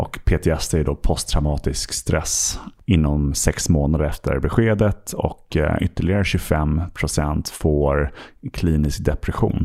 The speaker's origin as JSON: {"language": "Swedish", "town": "Stockholm", "region": "Stockholm County", "country": "Sweden", "tie": "born or raised there", "also_born_or_lived": "London", "said": "jag eh, är född och uppvuxen här i Stockholm"}